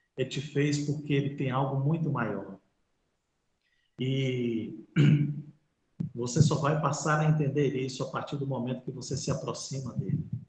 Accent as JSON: {"language": "Portuguese", "region": "Bahia", "country": "Brazil", "said": "nós que somos aqui da Bahia"}